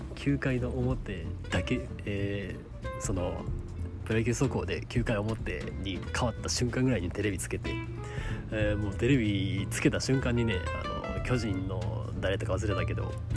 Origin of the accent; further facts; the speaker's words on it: Kansai, Japan; 関西人やしいうのと、まあ、その関西人やから